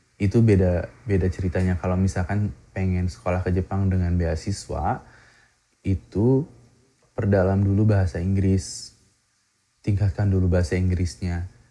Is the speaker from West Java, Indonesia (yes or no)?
yes; Majalaya, West Java, Indonesia; moved away as an adult; now in Mie Prefecture, Japan; Saya berasal dari Kabupaten Bandung, lahir dan besar di Kecamatan Majalaya